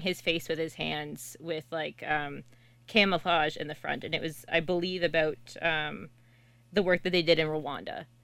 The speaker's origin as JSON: {"language": "English", "town": "Kingston", "region": "Ontario", "country": "Canada", "said": "I'm from Kingston"}